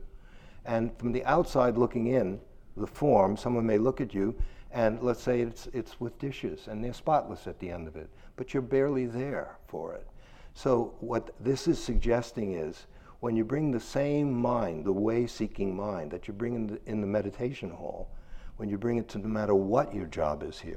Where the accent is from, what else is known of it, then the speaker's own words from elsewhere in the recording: New York City, New York, United States; I'm from Brooklyn